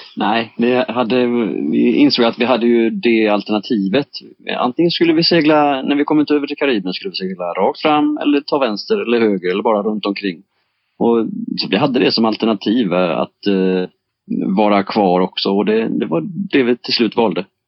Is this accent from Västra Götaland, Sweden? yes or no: yes; Bohuslän coast, Västra Götaland, Sweden; växte jag upp jag på, på Bohuskusten i, i naturhamnar